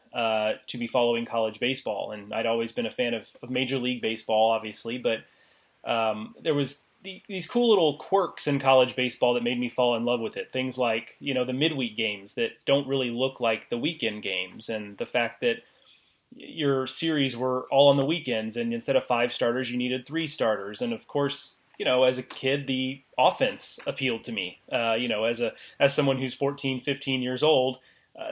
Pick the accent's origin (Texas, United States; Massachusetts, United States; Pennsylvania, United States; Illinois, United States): Texas, United States; Houston; I grew up in Houston